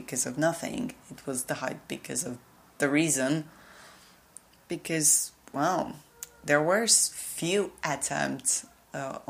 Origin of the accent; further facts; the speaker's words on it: Slovakia; first language Slovak; English is a second language; my native language